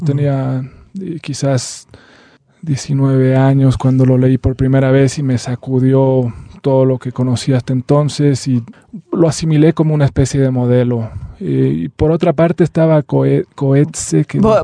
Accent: Bolivia; nosotros somos eh, árabes y también somos bolivianos

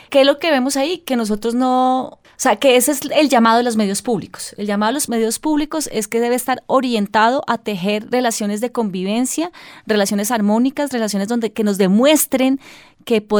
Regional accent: Colombia; eso que nos, que nos debería caracterizar cada vez más como colombianos

